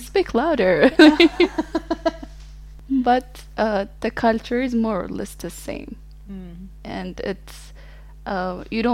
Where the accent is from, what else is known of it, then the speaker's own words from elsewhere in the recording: Ethiopia; moved away as an adult; now in Italy; I was born and raised in Ethiopia.